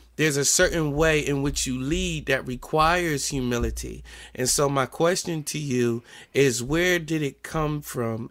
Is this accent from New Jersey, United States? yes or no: yes; New Jersey, United States; accent: New Jersey; my New Jersey accent